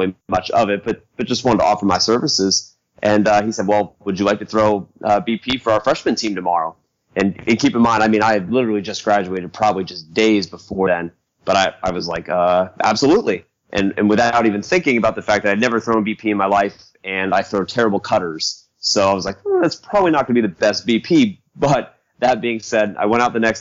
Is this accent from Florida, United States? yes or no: yes; Central Florida, United States; moved away as an adult; now in Arizona, United States; I'm originally born and raised in Central Florida